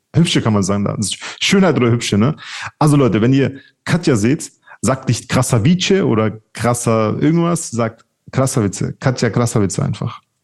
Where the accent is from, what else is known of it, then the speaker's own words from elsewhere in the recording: Czechia; ich bin ja Tscheche